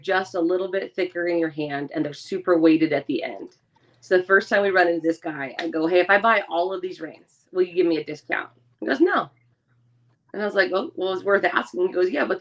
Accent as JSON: {"language": "English", "region": "West Coast", "country": "United States", "tie": "born or raised there", "said": "I grew up on the West Coast where you listen to a lot of stuff"}